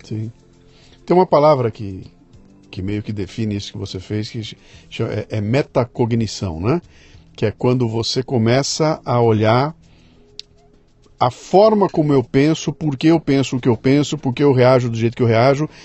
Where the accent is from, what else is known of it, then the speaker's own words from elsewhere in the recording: Brazil; nós que somos brasileiros